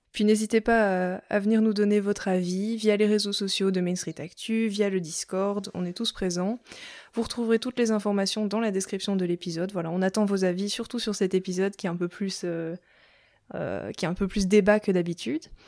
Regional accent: Belgium; moi je suis belge

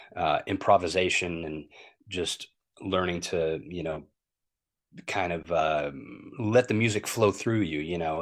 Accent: Long Beach, California, United States; I grew up in Long Beach, California

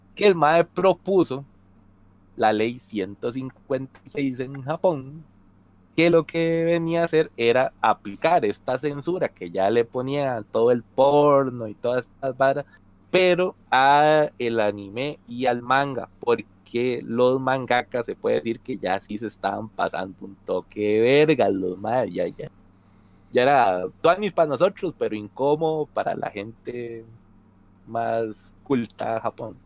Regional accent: Costa Rica; no es que en Costa Rica no lo tengamos

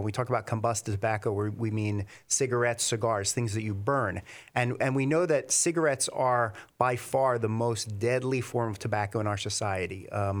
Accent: New Jersey, United States; also born or lived in Philadelphia, United States; So I'm originally from Philadelphia, but grew up and spent most of my life here in New Jersey.

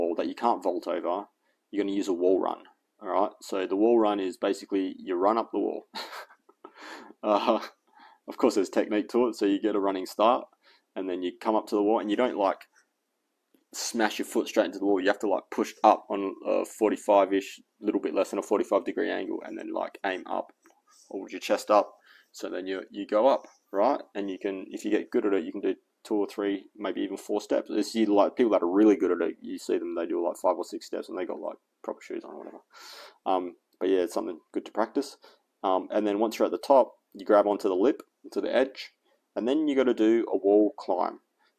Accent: Australia; And so now I'm consciously trying not to sound American, because I'm not, I'm Australian.

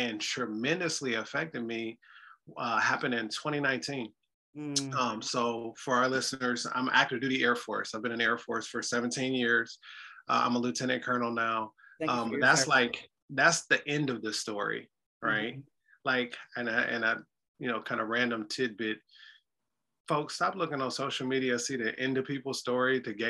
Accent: Detroit, Michigan, United States; now in Chicago, United States; I'm originally from Detroit, Michigan

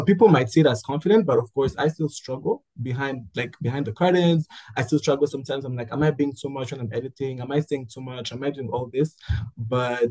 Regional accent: Rwanda; I am from Rwanda. I am Rwandan, born and raised.

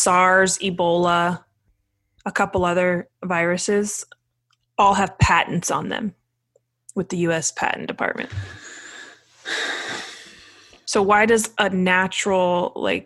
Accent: United States; we as American people

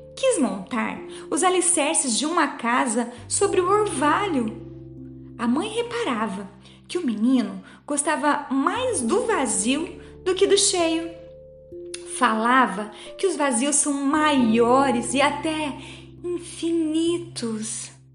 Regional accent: Dourados, Mato Grosso do Sul, Brazil; Sou aqui de Dourados, no Mato Grosso do Sul.

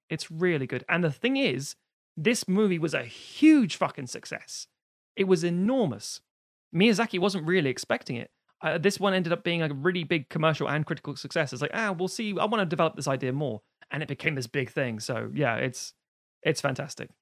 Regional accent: United Kingdom; we being British, we're island people.

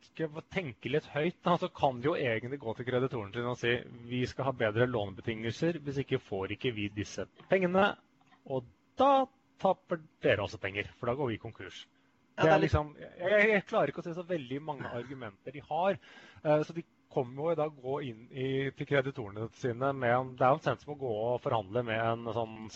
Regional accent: Sweden; Jeg er jo svenske.

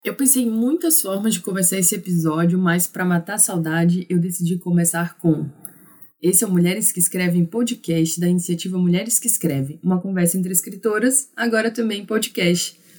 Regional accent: Maranhão, Brazil; Como uma maranhense engajada em um projeto de divulgar o escrito das mulheres

